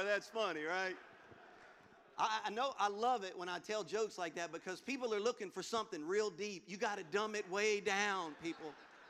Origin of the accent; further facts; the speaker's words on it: Baton Rouge, Louisiana, United States; moved away as an adult; So I'm from Louisiana originally, from Baton Rouge. Moved and started Bayside 15 years ago.